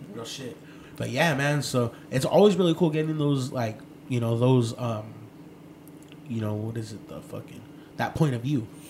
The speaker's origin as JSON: {"language": "English", "region": "West Coast", "country": "United States", "tie": "born or raised there", "said": "I grew up here on the West Coast"}